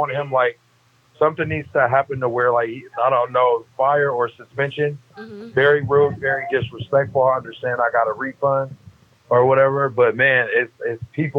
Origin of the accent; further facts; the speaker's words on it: Oakland, California, United States; I'm from 81st, nigga. East Oakland